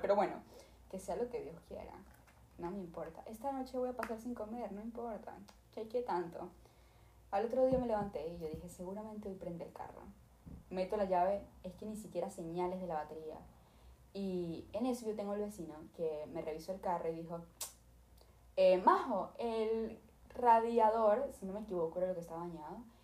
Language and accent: Spanish; Venezuela; now in Los Angeles, United States; yo soy de Venezuela